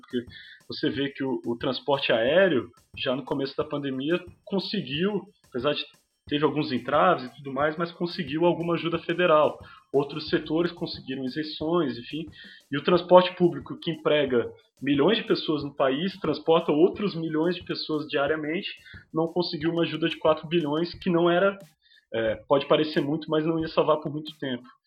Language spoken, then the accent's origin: Portuguese; Florianópolis, Santa Catarina, Brazil; eu sou de, de Florianópolis, na verdade, é da região metropolitana.